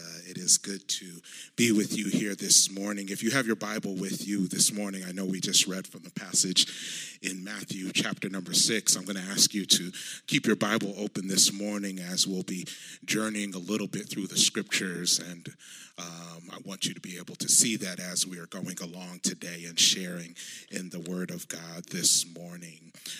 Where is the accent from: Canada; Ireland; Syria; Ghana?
Ghana; those of you who know my home country of Ghana